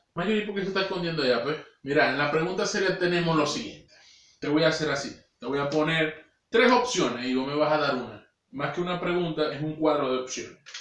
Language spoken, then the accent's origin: Spanish; Maracaibo, Zulia, Venezuela; moved away; hablando de mi tierra